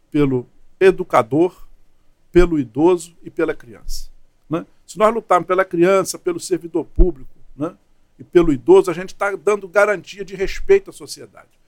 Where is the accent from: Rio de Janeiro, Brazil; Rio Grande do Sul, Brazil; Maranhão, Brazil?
Rio de Janeiro, Brazil; Teresópolis; Sou nascido em Teresópolis, vivo lá a minha vida toda e com certeza terminarei meu tempo por lá.